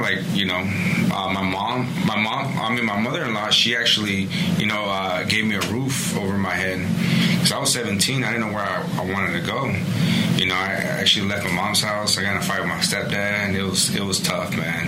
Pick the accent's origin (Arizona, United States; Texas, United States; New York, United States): Arizona, United States; Phoenix; I was actually born and raised in Phoenix. So for a lot of people that don't know Phoenix, I grew up in West Phoenix